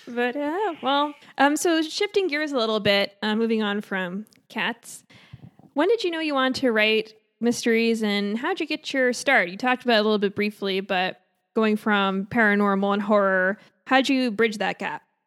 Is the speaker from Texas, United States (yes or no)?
no; Long Island, New York, United States; now in California, United States; I'm from Long Island